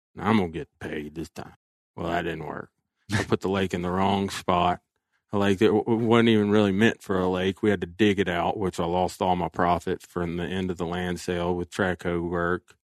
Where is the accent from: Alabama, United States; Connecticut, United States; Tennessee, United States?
Alabama, United States; my home state of Alabama